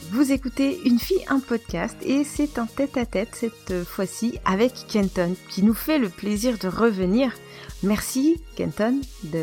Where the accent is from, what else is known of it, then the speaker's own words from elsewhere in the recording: eastern France, France; nous sommes de l'Est de la France